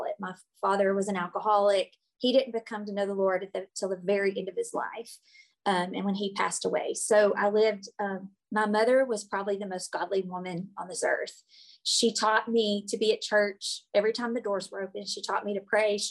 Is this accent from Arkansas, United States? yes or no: yes; Blytheville, Arkansas, United States; now in Arkadelphia, United States; I was raised in Blauvel, Arkansas